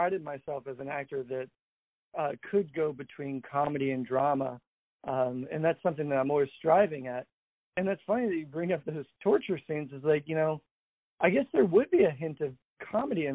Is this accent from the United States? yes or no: yes; Atlanta, Georgia, United States; I grew up in Atlanta, Georgia